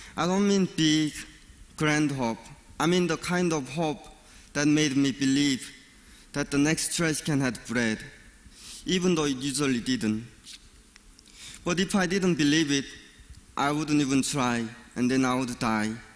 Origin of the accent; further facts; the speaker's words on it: North Korea; moved away; I was born and raised in North Korea.